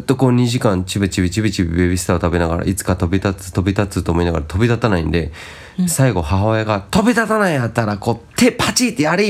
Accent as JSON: {"language": "Japanese", "region": "Shizuoka", "country": "Japan", "tie": "born or raised there", "moved": "yes", "said": "そもそも生まれは静岡ですから"}